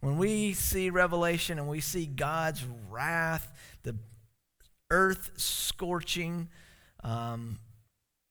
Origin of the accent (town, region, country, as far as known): South Carolina, United States; born or raised there; now in Alaska, United States